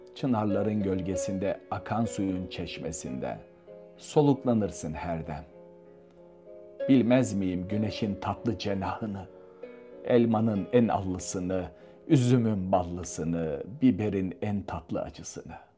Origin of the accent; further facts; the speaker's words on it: Istanbul, Turkey; moved away as an adult; now in Paris, France; Boğaz içi. En dar yerinde büyüdüm.